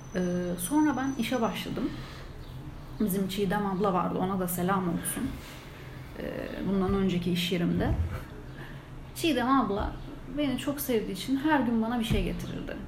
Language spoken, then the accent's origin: Turkish; İzmir, Turkey; moved away; ben de İzmirliyim